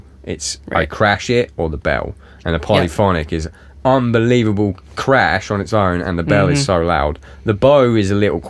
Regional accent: England, United Kingdom; Dual, if you're American. Dual. Yeah, sorry, dual. I'm English.

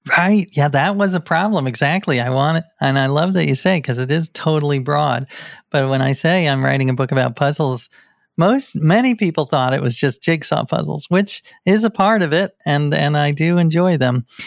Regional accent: New York, United States; I grew up in New York, one block away from the Scientology Center in New York

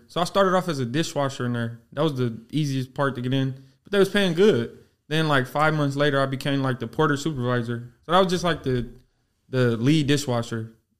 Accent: Los Angeles, California, United States; Los Angeles, South Central.

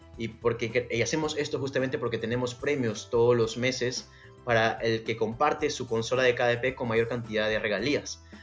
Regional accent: Peru; soy peruano

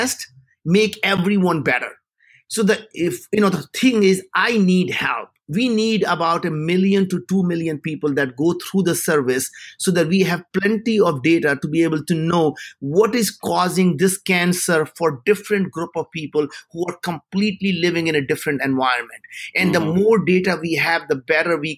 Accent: India; moved away; as an Indian

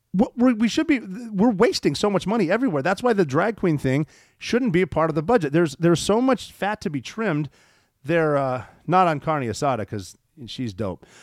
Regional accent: Montana, United States; Maelstrom Air Force Base, which is in my home state of Montana

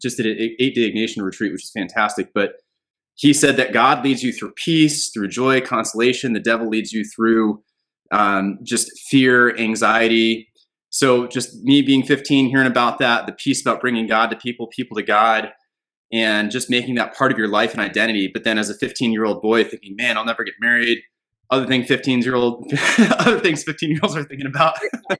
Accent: Los Angeles, California, United States; born there; So I was born in Los Angeles, California, and moved around a good bit.

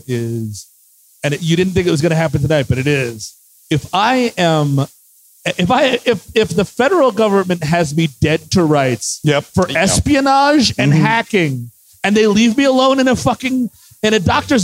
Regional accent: New York City, New York, United States; I grew up in the Bronx

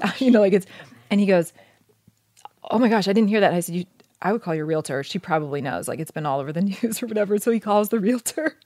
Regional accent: Oregon, United States; moved away as an adult; I grew up in Oregon, which I loved

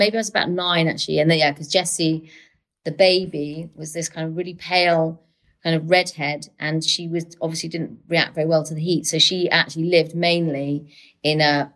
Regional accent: London, United Kingdom; also born or lived in Manchester; living half in London, half in Manchester, so I never really, even though I'm a Londoner, I also feel very, very Mancunian

